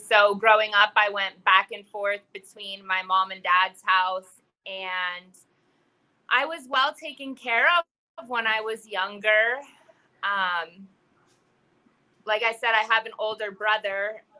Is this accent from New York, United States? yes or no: no; Pennsylvania, United States; Small town. Everyone knew everyone.